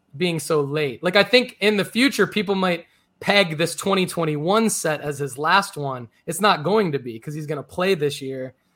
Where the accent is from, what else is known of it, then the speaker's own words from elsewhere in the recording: Detroit, Michigan, United States; I grew up in Detroit.